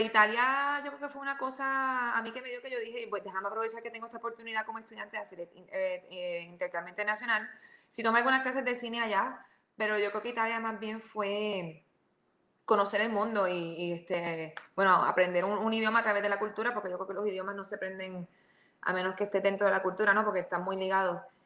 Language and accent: Spanish; Mayagüez, Puerto Rico; yo empecé en Mayagüez, yo soy de Mayagüez